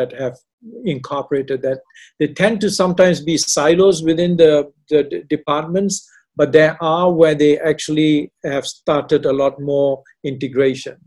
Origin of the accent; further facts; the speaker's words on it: Malaysia; moved away; also born or lived in Canada / Australia / India; I'm not Indian. I'm a Malaysian with half the foot in Canada